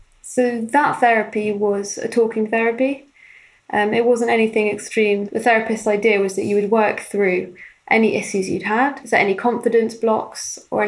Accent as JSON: {"language": "English", "region": "London", "country": "United Kingdom", "tie": "born or raised there"}